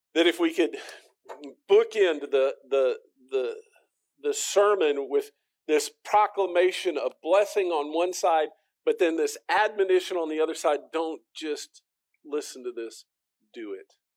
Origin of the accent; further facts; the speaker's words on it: United States; as the American